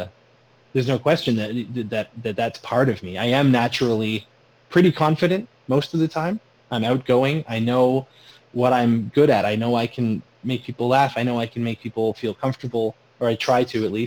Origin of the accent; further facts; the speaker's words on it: Sarnia, Ontario, Canada; I said, Sarnia